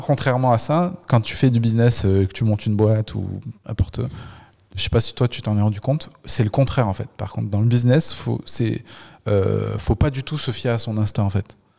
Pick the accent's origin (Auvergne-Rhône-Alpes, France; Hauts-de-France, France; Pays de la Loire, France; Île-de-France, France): Auvergne-Rhône-Alpes, France; Le Puy-en-Velay; moi je suis du Puy-en-Velay